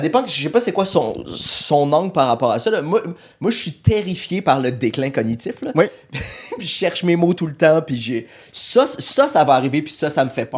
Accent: Montreal, Quebec, Canada; also born or lived in Laval; j'ai grandi, j'ai vécu tout le temps à Montréal

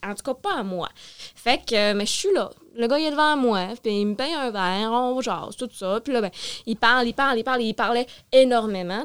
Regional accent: Sherbrooke, Quebec, Canada; Je suis née à Sherbrooke, mais j'ai vraiment grandi en région

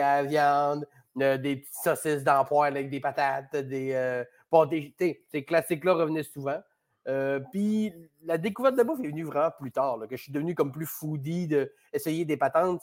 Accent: Chicoutimi, Quebec, Canada; moved away as an adult; also born or lived in Jonquière; now in Montreal, Canada; je suis né, on vivait à Jonquière, mais essentiellement, j'ai surtout vécu à Chicoutimi

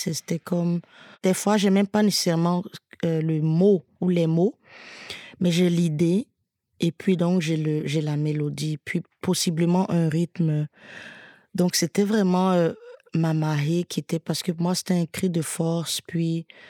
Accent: Côte d’Ivoire; je suis originaire de Côte d'Ivoire, j'écris souvent beaucoup de chansons sur mon pays, mes origines

